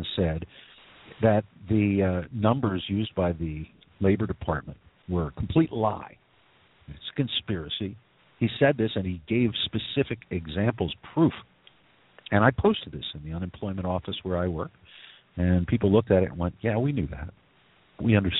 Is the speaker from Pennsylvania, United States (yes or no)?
yes; Philadelphia, Pennsylvania, United States; also born or lived in Atlantic City, New Jersey; I'm from Philadelphia. I grew up in Philly and Atlantic City.